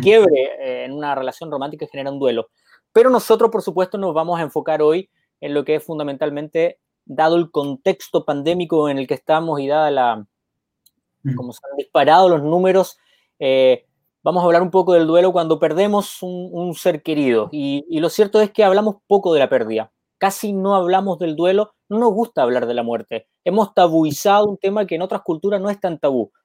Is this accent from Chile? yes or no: yes; Chile; also born or lived in Argentina; now in Peru; el sur de mi tierra, Osorno